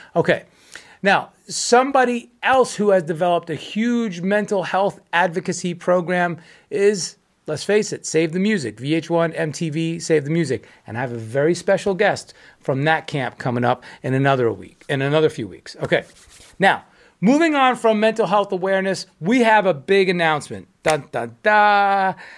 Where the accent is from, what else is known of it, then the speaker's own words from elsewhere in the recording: United States; speaking from, as an American